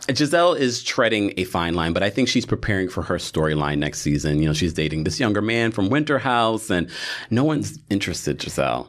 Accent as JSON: {"language": "English", "region": "New York", "country": "United States", "said": "we are from New York"}